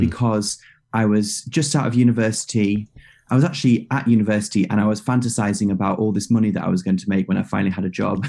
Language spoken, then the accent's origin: English; United Kingdom; as a British guy